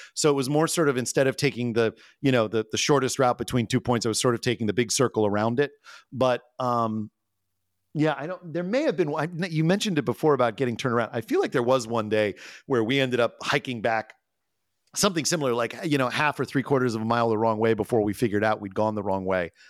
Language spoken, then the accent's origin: English; United States; particularly as an American